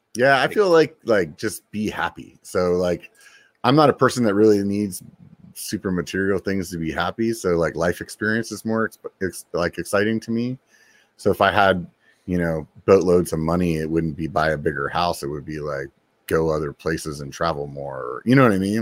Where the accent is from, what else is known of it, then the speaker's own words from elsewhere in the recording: Pennsylvania, United States; moved away; I'm from Pennsylvania originally